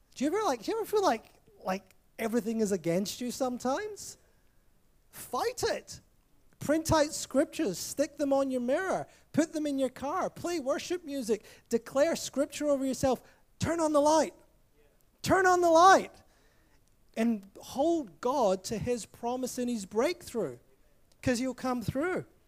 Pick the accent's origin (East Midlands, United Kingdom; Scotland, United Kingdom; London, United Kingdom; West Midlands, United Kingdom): Scotland, United Kingdom; I grew up in Scotland